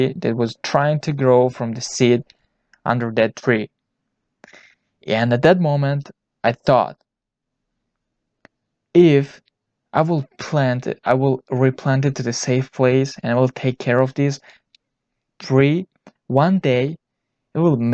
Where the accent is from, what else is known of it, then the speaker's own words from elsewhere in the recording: Tajikistan; I was born in Tajikistan